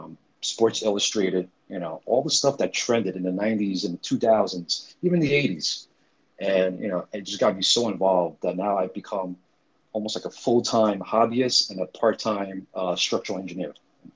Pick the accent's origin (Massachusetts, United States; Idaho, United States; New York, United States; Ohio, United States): New York, United States; New York City; growing up in New York City, father of two